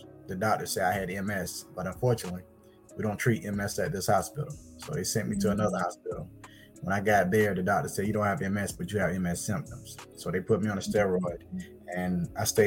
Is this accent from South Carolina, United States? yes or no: yes; Blackfoot, South Carolina, United States; I'm from Blackfoot, South Carolina